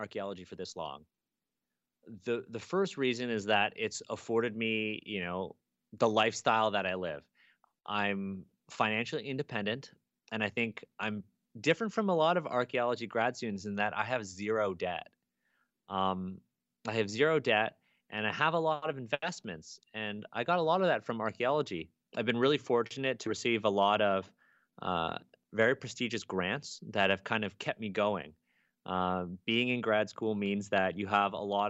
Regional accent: Toronto, Ontario, Canada; I'm a Chinese Canadian kid. I grew up here in Toronto, and I really don't speak Chinese

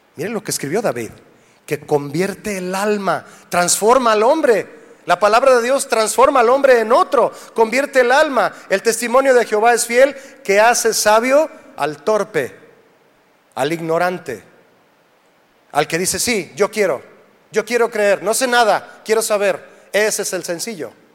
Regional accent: Mexico; somos de México

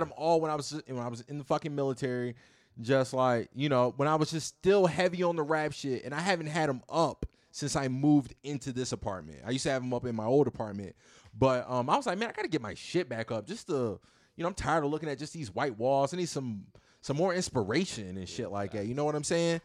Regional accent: Virginia, United States; moved away as an adult; also born or lived in Houston; leaving my hometown in Virginia, of, of my small little hometown, moving to Houston

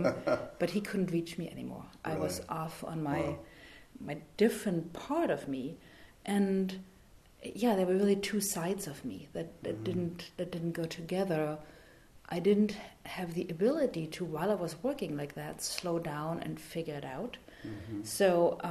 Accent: East Germany, Germany; English is a second language; moved away as an adult; also born or lived in France / San Francisco, United States / Newark, New Jersey, United States; now in United States; I grew up in East Germany, born and raised communist

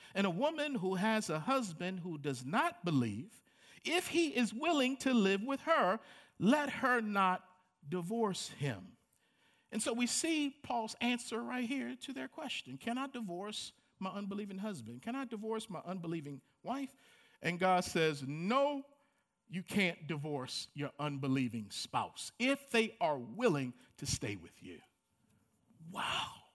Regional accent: Baltimore, Maryland, United States; Growing up in Baltimore, Maryland, um, of a lower middle income family

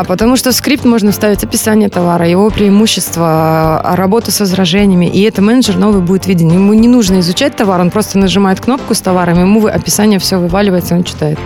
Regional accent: Belarus; moved away as an adult; now in Moscow, Russia; я сама родом из Беларуси

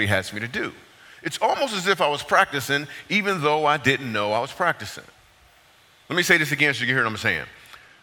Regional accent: Michigan, United States; moved away as an adult; also born or lived in New York City; I grew up in Michigan

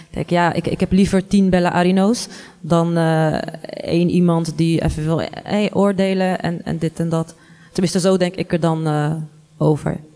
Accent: Morocco; now in Netherlands; ben ik ook heel veel belachelijk gemaakt eh, als Marokkaanse vrouw.

